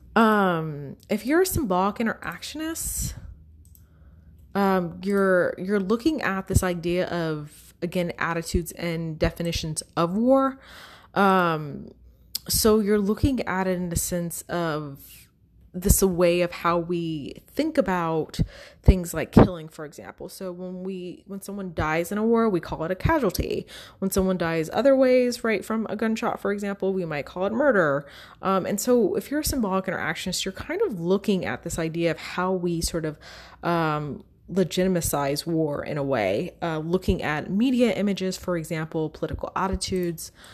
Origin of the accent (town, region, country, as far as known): United States